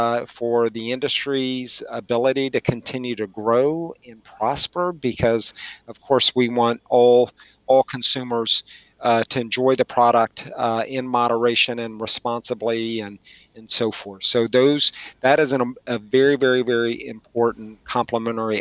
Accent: West Texas, United States; moved away as an adult; now in Washington, D.C., United States; when I was growing up in West Texas and I went to school at Texas Tech

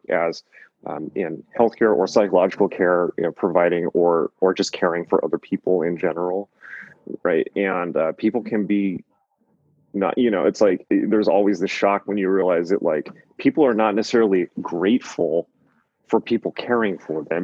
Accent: Southern California, United States; moved away as an adult; also born or lived in New York; I'm from Southern California, so I'm a softie. So I just ended up back in Southern California after 7 years

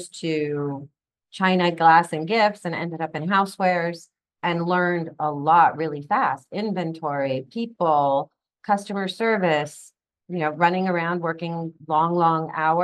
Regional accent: London, United Kingdom; moved away as an adult; also born or lived in Mexico / Venezuela / Spain / Boston; now in Florida, United States; I was actually raised in London, England, or I was born in Mexico, lived in Venezuela, Spain, and then I was about four when we settled in London

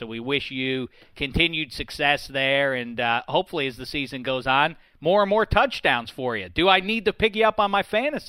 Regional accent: Pittsburgh, Pennsylvania, United States; I'm from Pittsburgh, you see

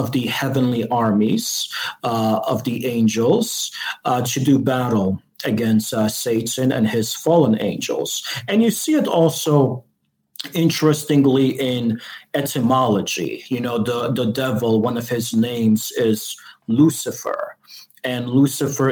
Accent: Chicago, Illinois, United States; I'm from Chicago.

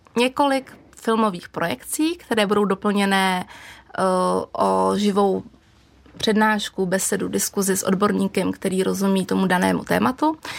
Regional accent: Czechia; jsem z Krušní hor a přestože jsem žila v malém jako průmyslovém

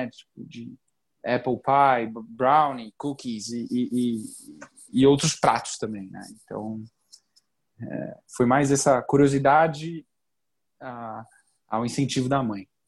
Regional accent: Canada; Talvez a criação que. Fui criado no Canadá e aí fica essa brincadeira toda aí, a barba ruiva também

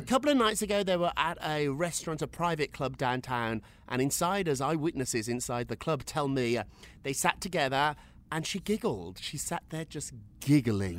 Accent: United Kingdom; I, am a British guy. I, yeah. I grew up in Britain.

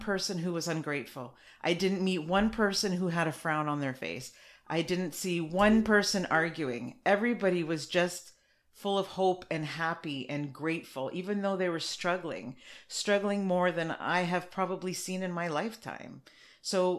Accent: Canada; I'm Canadian, but my family's from Portugal.

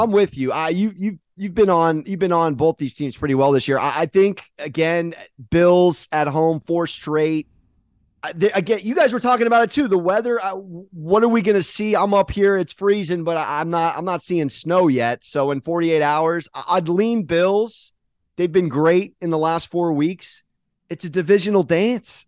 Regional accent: San Diego, California, United States; I'm from San Diego

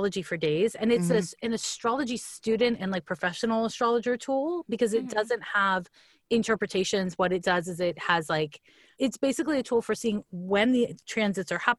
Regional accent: Montreal, Quebec, Canada; moved away; So I'm from Montreal, Quebec

